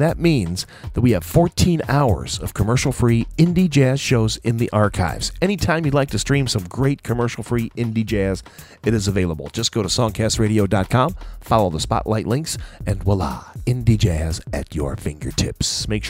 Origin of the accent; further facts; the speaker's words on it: Cleveland, Ohio, United States; my hometown, Cleveland, Ohio